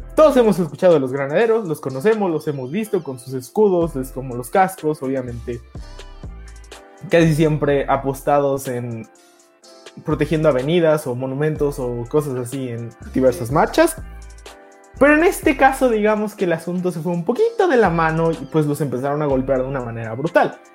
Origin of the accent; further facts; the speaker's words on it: Mexico City, Mexico; como buen chilango